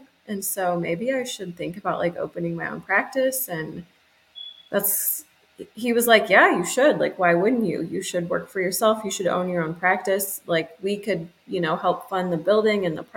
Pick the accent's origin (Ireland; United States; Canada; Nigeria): United States; Kansas City; also born or lived in Columbia, Missouri; Born and raised in Kansas City